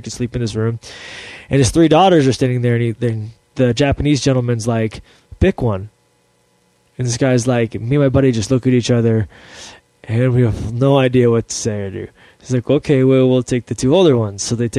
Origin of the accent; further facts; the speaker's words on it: Ireland; Well, I'm Irish, so whiskey just makes me like, yeah